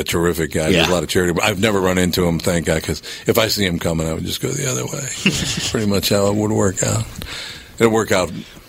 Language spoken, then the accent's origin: English; Minnesota, United States; I mean, I'm from Minnesota and all.